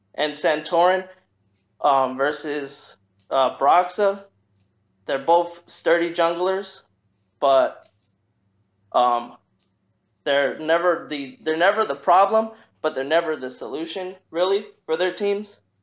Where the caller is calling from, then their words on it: North Carolina, United States; I'm calling from uh, North Carolina